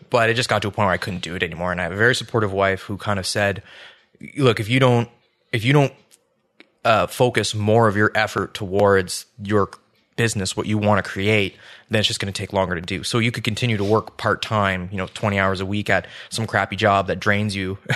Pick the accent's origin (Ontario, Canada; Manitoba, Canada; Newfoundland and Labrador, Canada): Ontario, Canada; St. Catharines; born or raised there; moved away as an adult; also born or lived in Calgary; now in Ottawa, Canada